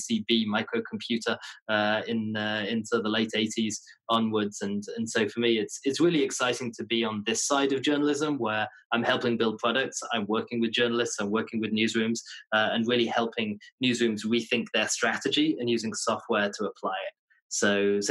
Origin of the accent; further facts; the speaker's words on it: Leeds, Yorkshire and the Humber, United Kingdom; moved away as an adult; also born or lived in London; now in New York, United States; I'm from the north of England, a city called Leeds